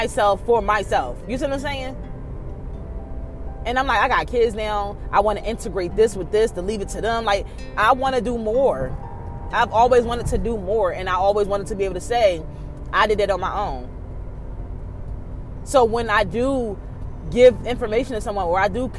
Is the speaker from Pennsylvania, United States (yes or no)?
yes; Philadelphia, Pennsylvania, United States; I'm from North Philly. So, of course, how I talk and how I am isn't for everybody